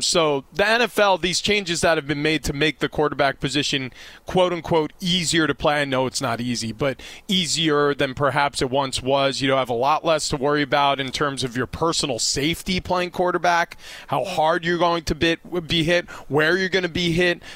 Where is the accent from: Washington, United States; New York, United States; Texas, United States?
New York, United States; I grew up in New York